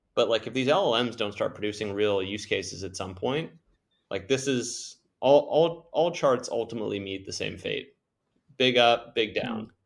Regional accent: Canada; I'm from Canada

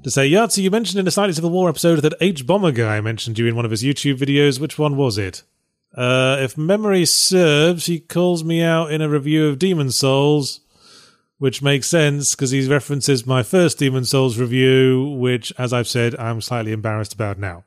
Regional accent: United Kingdom; accent: British; my quippy British accent

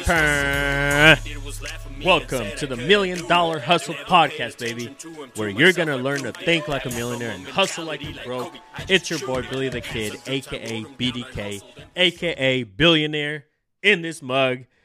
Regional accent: El Salvador; moved away; I was born in El Salvador

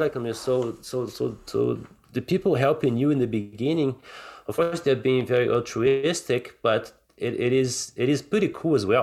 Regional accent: Rio de Janeiro, Brazil; moved away; I grew up in Brazil, right? Like, and, and, and Rio can get pretty rough sometimes

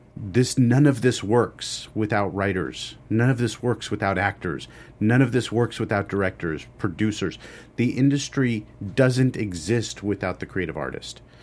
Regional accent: Los Angeles, California, United States; I grew up in Los Angeles.

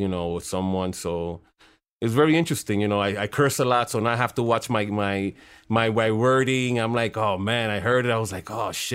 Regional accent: New York, United States; growing up in New York in the 80s, 90s

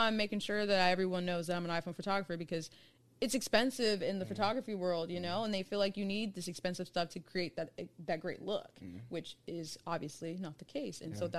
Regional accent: Cincinnati, Ohio, United States; I'm from Cincinnati, Ohio.

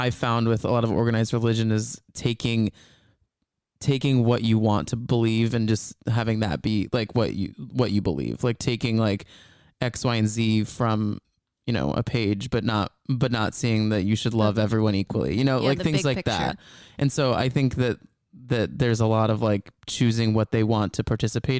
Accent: Dallas, Texas, United States; We're from Dallas.

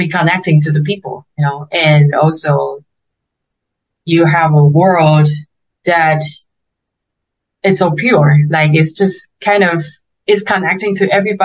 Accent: Taiwan; English is a second language; moved away as an adult; also born or lived in United States; I also miss my hometown

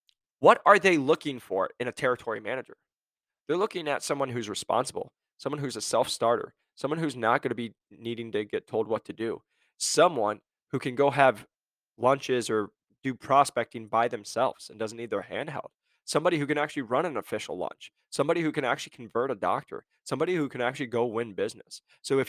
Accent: Iowa, United States; I'm from Iowa, we hunt

